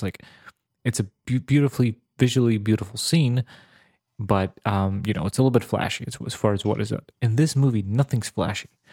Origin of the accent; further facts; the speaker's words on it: Serbia; moved away; I grew up in the Balkans